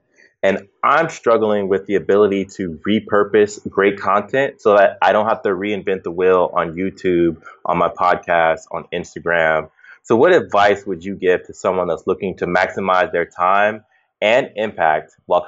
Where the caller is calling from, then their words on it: Baltimore, Maryland, United States; I am coming from Baltimore, Maryland right now.